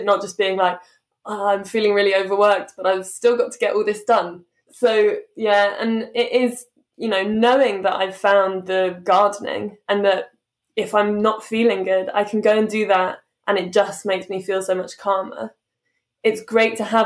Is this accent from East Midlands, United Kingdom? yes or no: no; London, United Kingdom; I'm from London, I've lived here my whole life